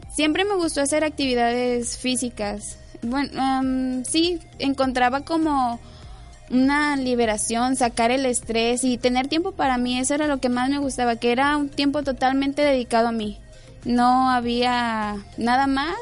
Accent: Tepic, Nayarit, Mexico; yo nací aquí en Tepic Nayarit y mi infancia la pasé, digamos que los primeros seis años de mi vida las pasé viviendo en diferentes colonias hasta que llegué a la colonia Morelos

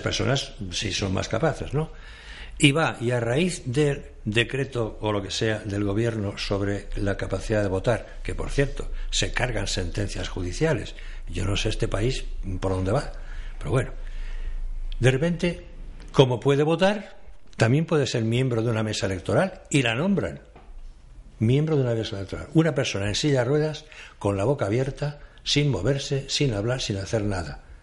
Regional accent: Catalonia, Spain; moved away as an adult; now in Madrid, Spain; yo soy catalán

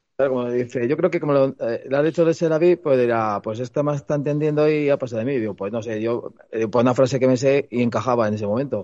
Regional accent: Madrid, Community of Madrid, Spain; soy de Madrid, que he nacido

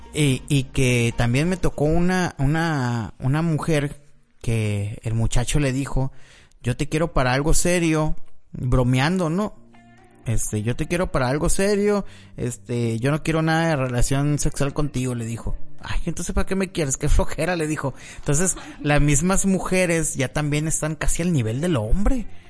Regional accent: Mexico; los mexicanos somos

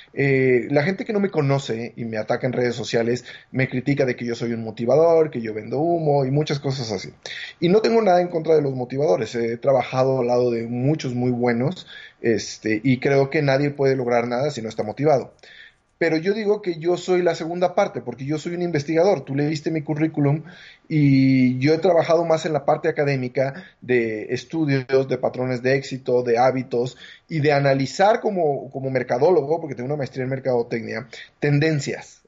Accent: Mexico; Yo me siento mexicano, este, quiero mucho a mi país

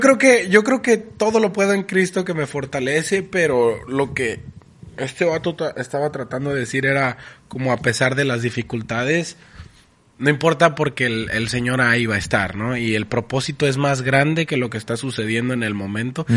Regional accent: Tijuana, Baja California, Mexico; en, Tijuana decimos palabras que ni siquiera existen.

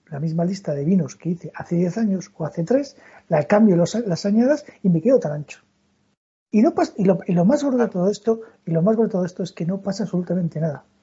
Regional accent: Castile, Spain; Yo soy de hoguera, yo soy castellano.

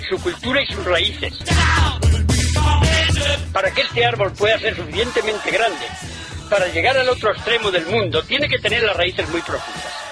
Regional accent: Moral de Calatrava, Castilla-La Mancha, Spain; Claro que soy de Moral de Calatrava o de Ciudad Real, pero no es suficiente.

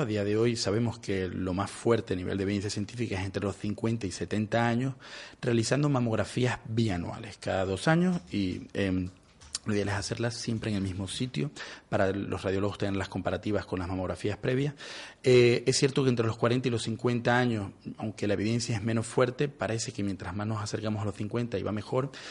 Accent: Venezuela; now in Spain; soy venezolano

